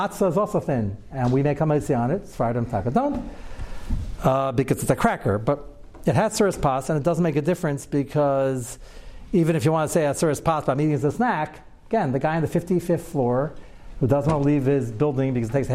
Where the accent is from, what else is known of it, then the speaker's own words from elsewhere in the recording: United States; I was born in America also